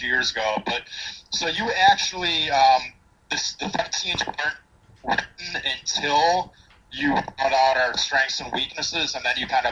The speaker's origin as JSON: {"language": "English", "region": "New York", "country": "United States", "said": "I'm from New York"}